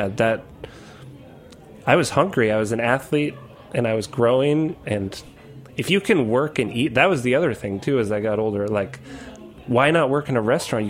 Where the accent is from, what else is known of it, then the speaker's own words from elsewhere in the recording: Chilmark, Massachusetts, United States; also born or lived in Aquinnah, Massachusetts; I grew up both in Chilmark and Aquinnah, and Aquinnah's an even smaller town on that side of the island.